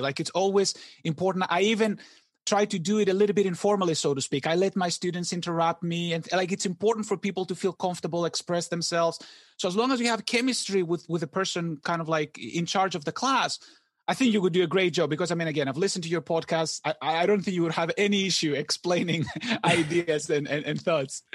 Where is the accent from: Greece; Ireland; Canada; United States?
Greece; moved away as an adult; I wasn't born here. I was born in Greece, and I came here for graduate school